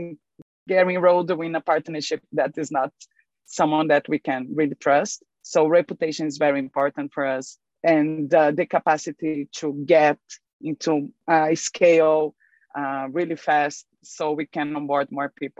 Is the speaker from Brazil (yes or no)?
yes; Brazil; I'm from Brazil